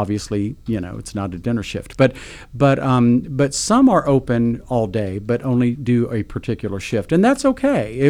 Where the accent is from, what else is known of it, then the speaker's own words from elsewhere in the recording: Richmond, Indiana, United States; now in Lexington, United States; Born in Richmond, Indiana, but I've been in Lexington so long that I consider Lexington